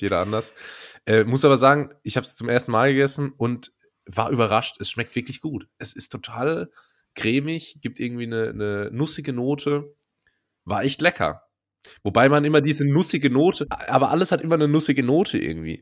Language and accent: German; Rhineland-Palatinate, Germany; Das ist eine regionale Spezialität in meiner Heimat.